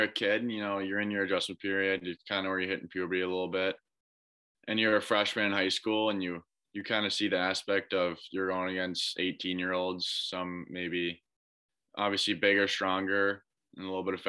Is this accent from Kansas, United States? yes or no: no; Minnesota, United States; as a Minnesota guy, I think playing hockey, it's that and you watch the Gophers.